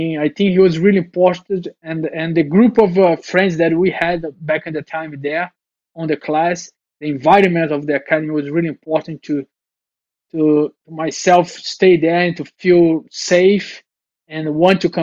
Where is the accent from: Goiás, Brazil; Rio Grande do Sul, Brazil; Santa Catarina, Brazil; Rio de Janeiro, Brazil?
Rio de Janeiro, Brazil; original from Rio